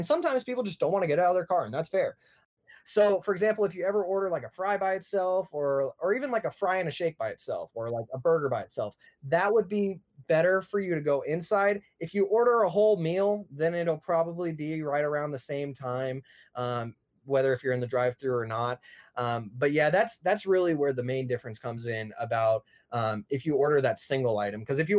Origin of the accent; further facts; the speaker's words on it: Texas, United States; I don't like In-N-Out because I'm from Texas and Whataburger is bomb.